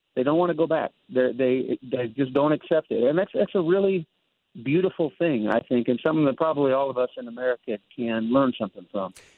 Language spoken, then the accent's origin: English; United States; I am an American